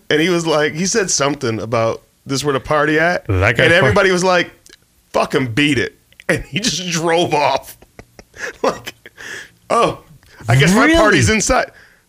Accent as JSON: {"language": "English", "region": "Michigan", "country": "United States", "moved": "yes", "lives_now": "Arizona, United States", "said": "I'm from Michigan."}